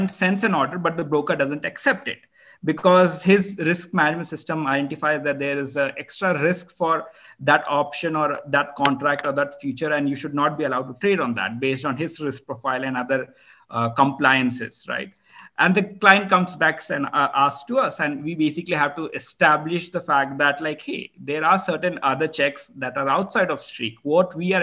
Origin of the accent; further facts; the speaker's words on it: India; I'm Indian